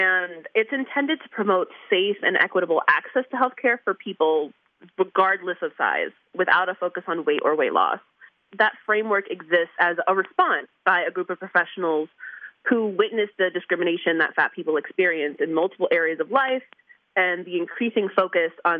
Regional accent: New York, United States; moved away; I'm from New York

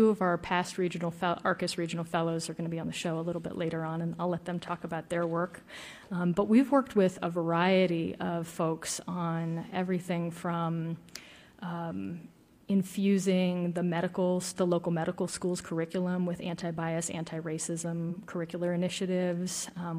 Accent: the South, United States; Yeah, and I'm from the South, and so that's, I'm definitely very familiar with the statue controversy.

